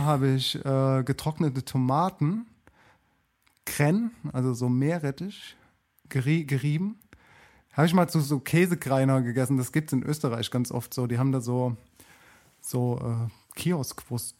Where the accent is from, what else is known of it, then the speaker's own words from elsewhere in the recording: Germany; now in Mannheim, Germany; bei uns in Deutschland